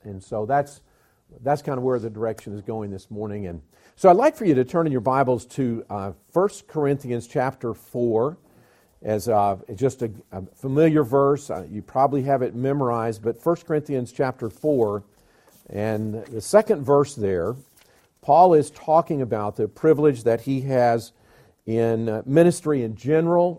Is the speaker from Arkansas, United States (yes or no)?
no; Alabama, United States; accent: southern; moved away; also born or lived in Georgia / South Carolina / North Carolina / Tennessee; I was born in Georgia, raised in Alabama, schooled in South Carolina, pastored in North Carolina, youth pastored in Tennessee